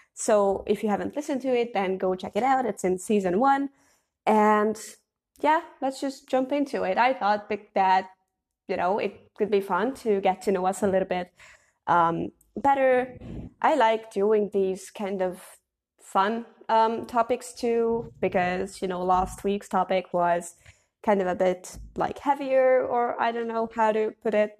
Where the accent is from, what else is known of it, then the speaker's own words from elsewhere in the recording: Hungary; I'm from Hungary